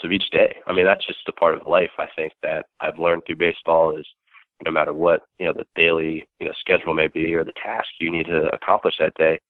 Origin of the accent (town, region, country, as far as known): Baltimore, Maryland, United States; born or raised there